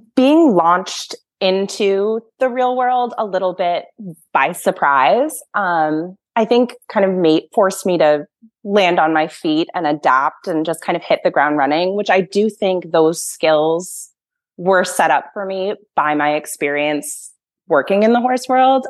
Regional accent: Massachusetts, United States; I grew up in Massachusetts

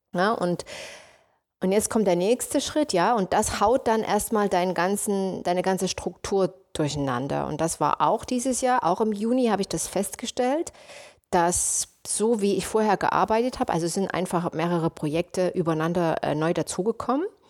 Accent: Leipzig, Saxony, Germany; moved away as an adult; also born or lived in United States; ich komme aus Leipzig und gehöre auch zu der Generation, wo die Mauer noch da stand

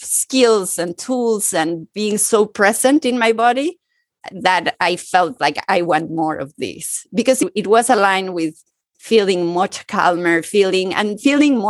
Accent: Mexico City, Mexico; moved away as an adult; also born or lived in New York; now in Paris, France; I was born and grew up in Mexico City and in a multicultural family

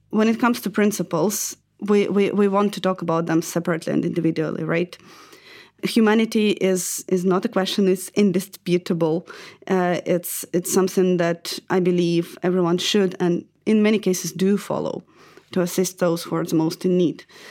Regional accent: Dnipro, Dnipropetrovsk Oblast, Ukraine; moved away as an adult; I'm Ukrainian, and I was born in Dnipro, which is southeast of the country.

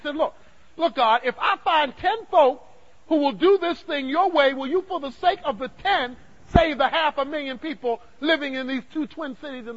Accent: Dallas, Texas, United States; I'm from Dallas

